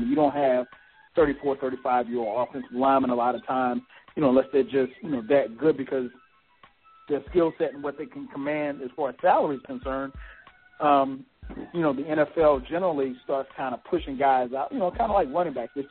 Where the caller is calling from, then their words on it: Maryland, United States; I'm from Maryland.